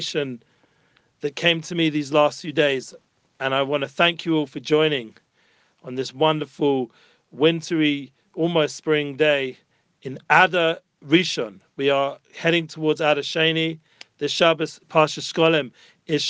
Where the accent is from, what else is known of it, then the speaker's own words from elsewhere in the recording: London, United Kingdom; moved away as an adult; now in Jerusalem, Israel; as a young child growing up in London